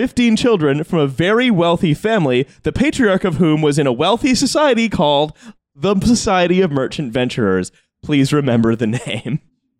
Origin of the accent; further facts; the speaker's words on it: Canada; moved away as an adult; now in Bristol, United Kingdom; I'm still Canadian. I've been here for 8 years, but I still don't know all of your British references.